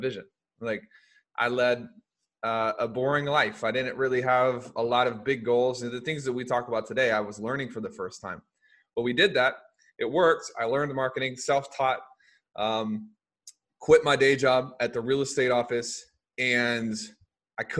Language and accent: English; Louisiana, United States; moved away; also born or lived in Springfield, Missouri / Memphis, Tennessee; I grew up in Louisiana